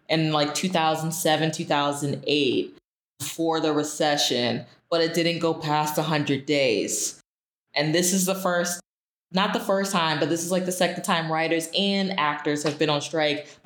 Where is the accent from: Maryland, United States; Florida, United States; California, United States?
Florida, United States; we reside in Florida and I grew up in Florida